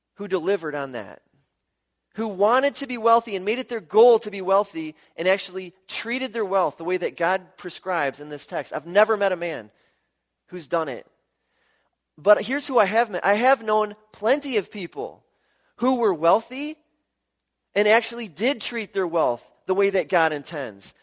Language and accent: English; Milwaukee, Wisconsin, United States; I grew up in Milwaukee